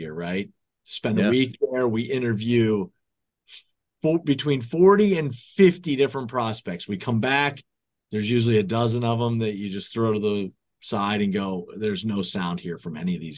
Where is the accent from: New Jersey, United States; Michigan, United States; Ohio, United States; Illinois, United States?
Ohio, United States; Northeast; now in Buffalo, United States; in Ohio, growing up in Northeast Ohio